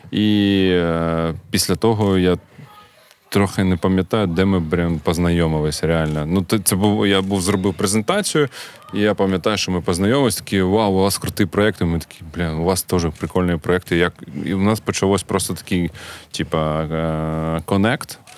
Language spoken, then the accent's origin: Ukrainian; Kharkiv, Kharkiv Oblast, Ukraine; І завжди кажуть, що ми з Харкова. От у нас така, типу, харківська двіжуха, е, гордість народитися в Харкові і далі її прокачувати.